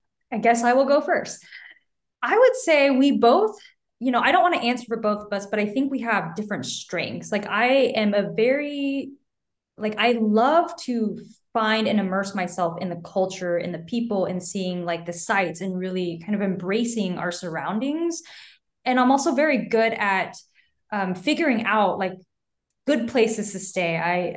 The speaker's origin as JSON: {"language": "English", "country": "Taiwan", "said": "So I'm from Taiwan originally, and my parents live there now."}